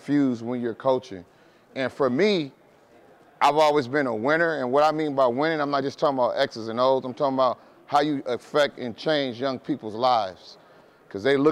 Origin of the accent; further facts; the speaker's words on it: Oakland, California, United States; I'm born and raised in Oakland, California